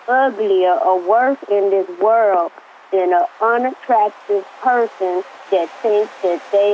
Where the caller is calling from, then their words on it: Los Angeles, California, United States; I'm calling in from L.A.